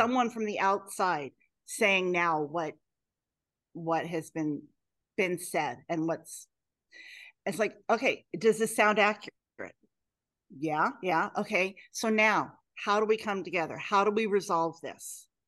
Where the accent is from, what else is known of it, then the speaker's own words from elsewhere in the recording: Clackamas County, Oregon, United States; Growing up in Clackamas County in Oregon